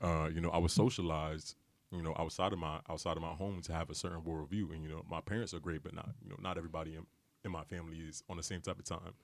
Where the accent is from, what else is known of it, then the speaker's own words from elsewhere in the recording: Bridgeport, Connecticut, United States; I'm from Bridgeport, you know, I'm not from money